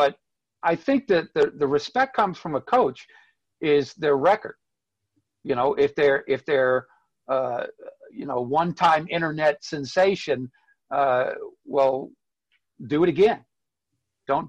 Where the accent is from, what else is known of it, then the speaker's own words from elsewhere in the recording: United States; also born or lived in Spain; I'm an American